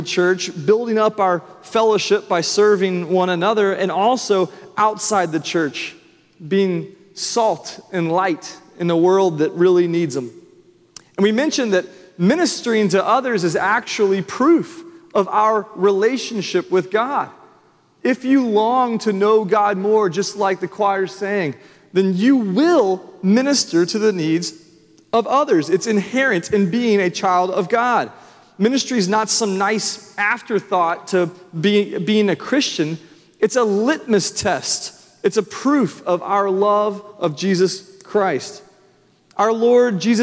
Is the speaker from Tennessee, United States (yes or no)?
yes; Franklin, Tennessee, United States; now in Nashville, United States; I grew up in Franklin